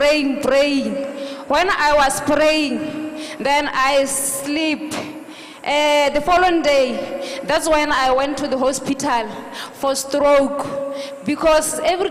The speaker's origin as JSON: {"language": "English", "country": "Botswana", "said": "I'm from Botswana"}